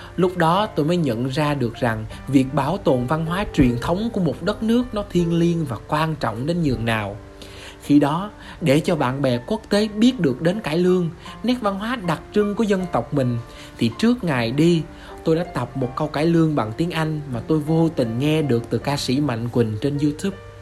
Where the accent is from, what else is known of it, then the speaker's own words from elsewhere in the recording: Vinh Long, Vietnam; Tôi sinh ra tại Vĩnh Long, một tỉnh của miền Tây sông nước